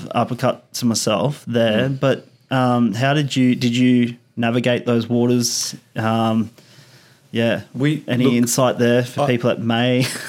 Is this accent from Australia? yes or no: yes; Australia; I'm Australian and I've been brought up in the 80s and the 90s